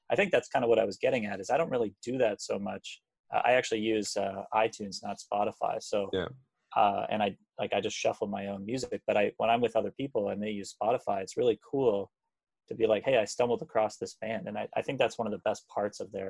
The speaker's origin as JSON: {"language": "English", "town": "Hamilton", "region": "Ontario", "country": "Canada", "said": "I am from Hamilton, so"}